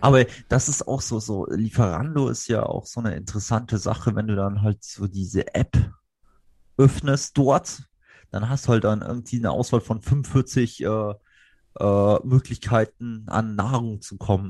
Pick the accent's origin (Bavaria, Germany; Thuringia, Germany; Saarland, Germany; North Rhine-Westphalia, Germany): Saarland, Germany; Saarbrücken; moved away; ich komme ja eigentlich theoretisch aus der Stadt, aber das ist halt Jahrhunderte her.